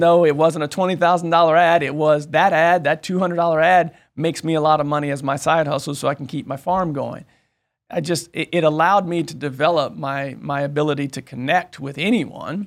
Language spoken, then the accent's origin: English; Kansas City, United States; moved away as an adult; also born or lived in Hawaii / Wichita, Kansas; I'm originally from the Kansas City area